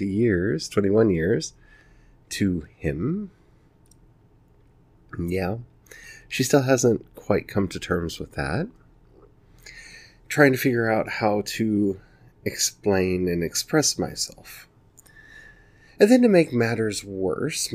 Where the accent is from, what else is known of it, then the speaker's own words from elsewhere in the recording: the South, United States; I grew up in the South